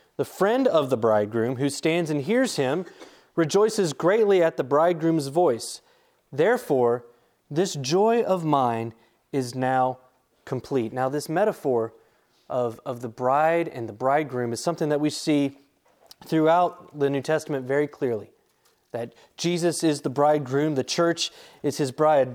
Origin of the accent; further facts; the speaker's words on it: Charlotte, North Carolina, United States; moved away; me growing up in the Charlotte area